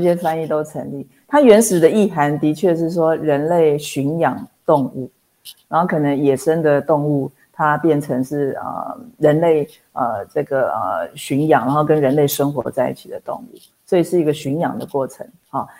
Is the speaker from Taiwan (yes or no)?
yes; Taipei, Taiwan; 我是台北人